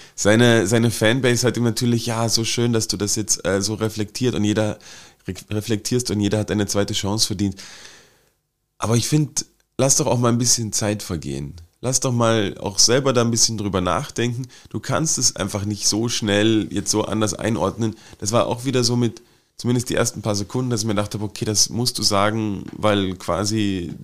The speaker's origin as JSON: {"language": "German", "town": "Wittenberg", "region": "Saxony-Anhalt", "country": "Germany", "tie": "born or raised there"}